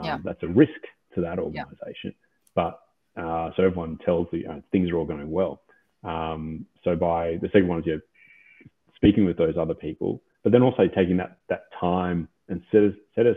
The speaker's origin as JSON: {"language": "English", "country": "Australia", "tie": "born or raised there", "said": "I grew up here playing rugby"}